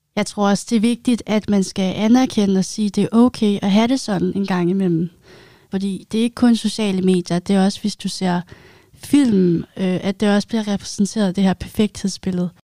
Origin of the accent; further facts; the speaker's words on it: Zealand, Denmark; moved away as an adult; now in Odense, Denmark; Jeg kommer oprindeligt fra Sjælland